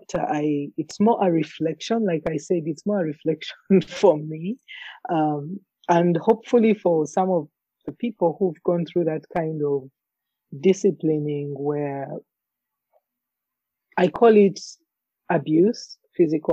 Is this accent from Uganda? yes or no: yes; Uganda; now in Alberta, Canada; my journey growing up in Africa, in Uganda in particular